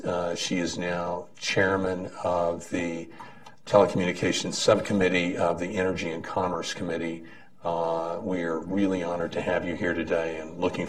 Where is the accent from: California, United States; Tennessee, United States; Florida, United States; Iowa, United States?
Tennessee, United States; the great state of Tennessee, my home state